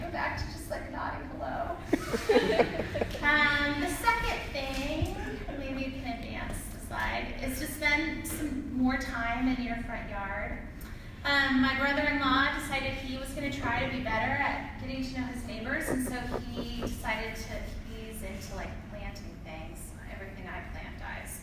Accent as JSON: {"language": "English", "town": "Spokane", "region": "Washington", "country": "United States", "tie": "born or raised there", "also_born_or_lived": "Boston", "moved": "yes", "said": "I grew up in Spokane"}